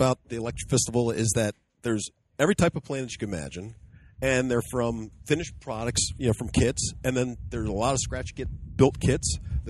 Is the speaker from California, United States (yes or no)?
no; Alaska, United States; I'm from Alaska.